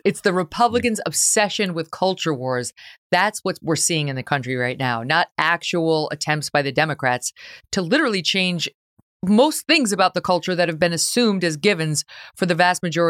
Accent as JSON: {"language": "English", "region": "New York", "country": "United States", "lives_now": "Connecticut, United States", "said": "I think about girls in my new home state, right? I'm from New York State, but right now living in Connecticut."}